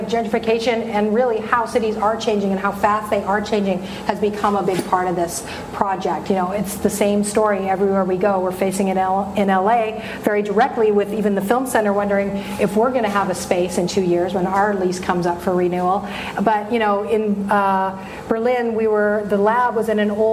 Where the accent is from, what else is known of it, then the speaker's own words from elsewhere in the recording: Vancouver, British Columbia, Canada; moved away as an adult; now in Los Angeles, United States; back to my hometown